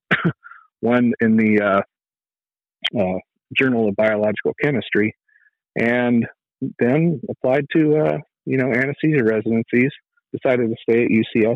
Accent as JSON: {"language": "English", "town": "Fresno", "region": "California", "country": "United States", "tie": "born or raised there", "also_born_or_lived": "Tucson", "moved": "yes", "said": "I was born and raised in Fresno, California"}